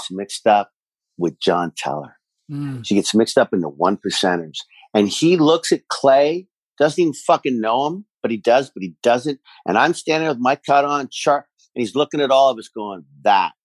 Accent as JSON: {"language": "English", "country": "Canada", "said": "being a Canadian proud"}